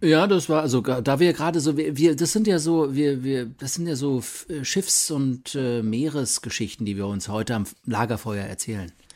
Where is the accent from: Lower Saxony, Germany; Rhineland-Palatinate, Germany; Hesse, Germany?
Rhineland-Palatinate, Germany; Mainz; moved away; wir sind beide in Mainz geboren